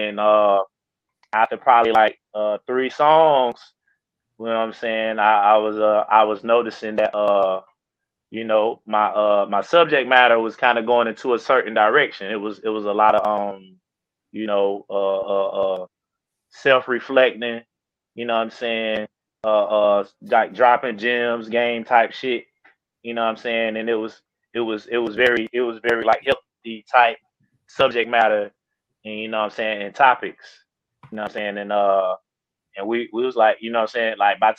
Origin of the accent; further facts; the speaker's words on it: Carolina, United States; and I'm from Carolina, I love Carolina, I rep that shit